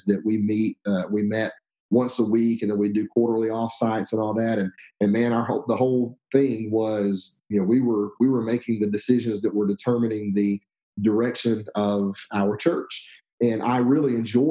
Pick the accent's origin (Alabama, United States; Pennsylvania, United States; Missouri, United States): Alabama, United States; moved away as an adult; also born or lived in Texas; now in Stone Mountain, United States; We moved from Alabama, which is where I'm from originally, to Texas